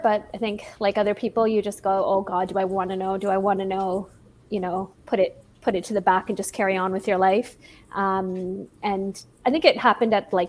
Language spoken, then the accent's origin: English; Toronto, Ontario, Canada; Yeah, from Toronto.